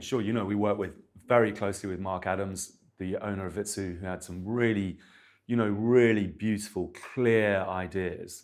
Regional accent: Milton Keynes, South East England, United Kingdom; I grew up in Milton Keynes

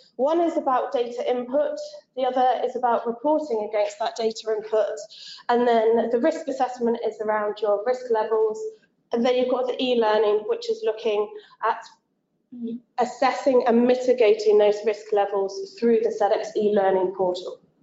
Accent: England, United Kingdom; I am English

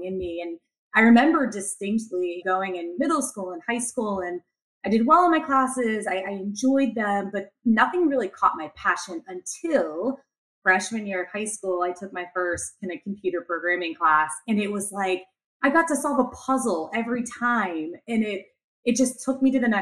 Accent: just outside of Pittsburgh, Western Pennsylvania, United States; I born and raised in Western Pennsylvania, just outside of Pittsburgh

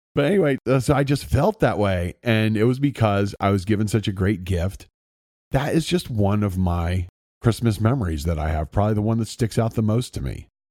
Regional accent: Circleville, Ohio, United States; I grew up in Circleville, Ohio

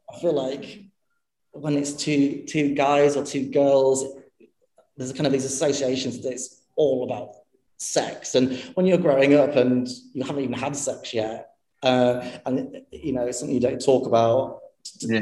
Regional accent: Harrogate, Yorkshire and the Humber, United Kingdom; also born or lived in Stoke-on-Trent; I was born in Stoke-on-Trent, um, and uh, my parents were both cabaret performers. They were kind of both working class people that had kind of sung their way up the social ladder a little bit. Um, and then we moved to Yorkshire. Um, and I grew up there in a place called Harrogate

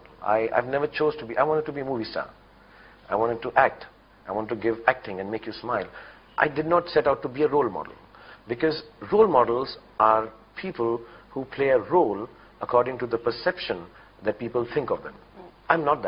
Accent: Delhi, India; moved away; I'm from Delhi.

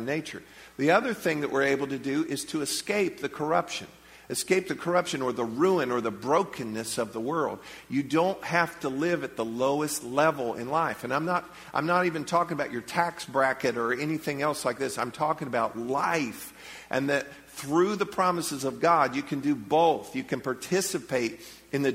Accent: Leesburg, United States; I'm from Leesburg

